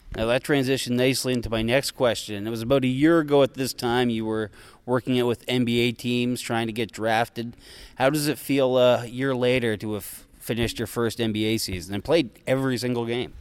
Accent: Fredericton, New Brunswick, Canada; my hometown of the flooded Fredericton, New Brunswick

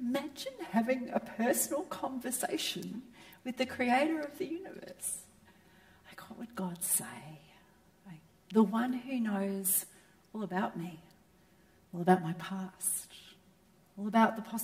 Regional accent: Melbourne, Victoria, Australia; I was raised in Melbourne, where the home of real football

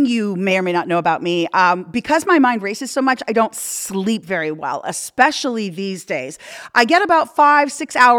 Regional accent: Canada; moved away; I'm from Canada

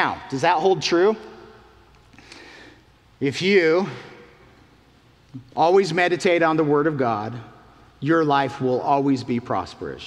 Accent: Utah, United States; moved away; I'm from the Mountain West in Utah

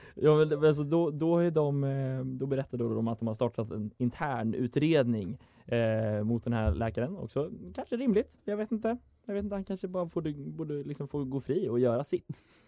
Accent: Dalarna County, Sweden; moved away; min lokaltidning hemma i Dalarna

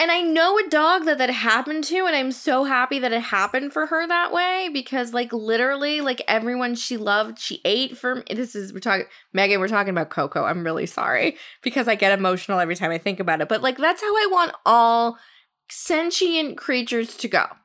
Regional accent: New Jersey, United States; where I grew up in New Jersey

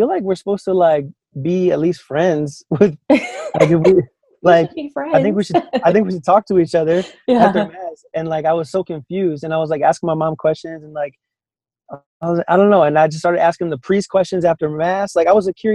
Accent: Chicago, Illinois, United States; moved away as an adult; now in San Antonio, United States; born and raised in Chicagoland area

